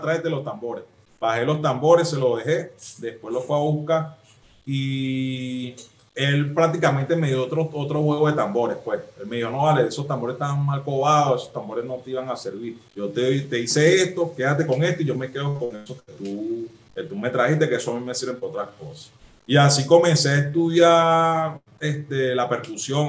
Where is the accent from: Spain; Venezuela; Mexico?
Venezuela; Caracas, Capital District; yo nací en Caricuao